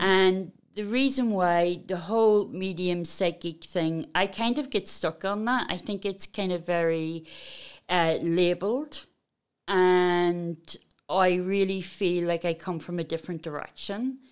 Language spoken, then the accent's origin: English; Belfast, Northern Ireland, United Kingdom; I come from Belfast.